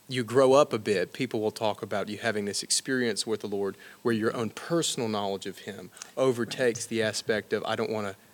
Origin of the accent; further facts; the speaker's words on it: Alabama, United States; I'm from Alabama